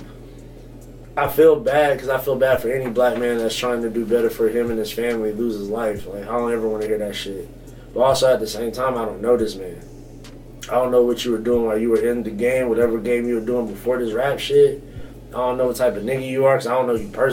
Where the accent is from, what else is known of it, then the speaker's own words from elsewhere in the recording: the South, United States; I'm from the South